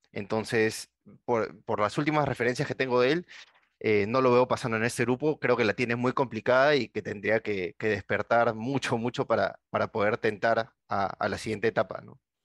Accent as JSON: {"language": "Spanish", "country": "Peru"}